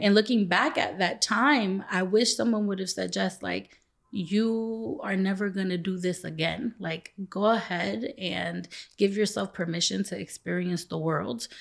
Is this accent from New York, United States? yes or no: yes; New York City, New York, United States; moved away; also born or lived in Los Angeles; I grew up in the East New York, Brownsville section of Brooklyn.